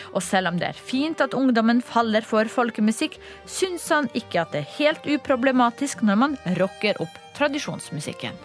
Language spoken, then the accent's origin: Norwegian; Mausteidvåg, Møre og Romsdal, Norway; jeg vokste opp i Mausteidvåg utenfor Ålesund